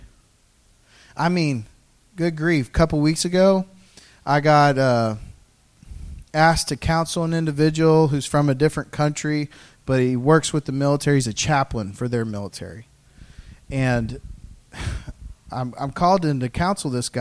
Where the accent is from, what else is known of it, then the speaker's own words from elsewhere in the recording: the South, United States; I'm from the South